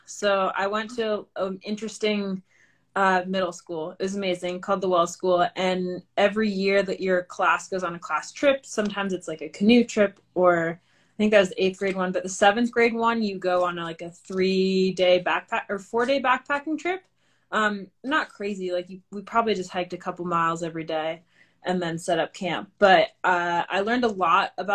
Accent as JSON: {"language": "English", "region": "New Hampshire", "country": "United States", "moved": "yes", "lives_now": "Bozeman, United States", "said": "I'm originally from New Hampshire. Right now I'm living in Bozeman, Montana"}